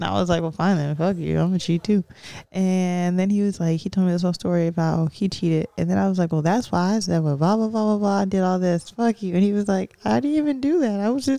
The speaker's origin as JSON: {"language": "English", "town": "Los Angeles", "region": "California", "country": "United States", "tie": "born or raised there", "said": "growing up out here in LA, there's people all over the place."}